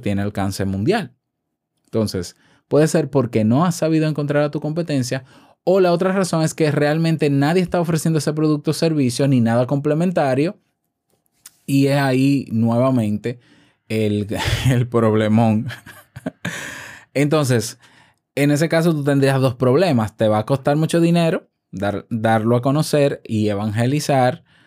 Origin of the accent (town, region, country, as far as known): Dominican Republic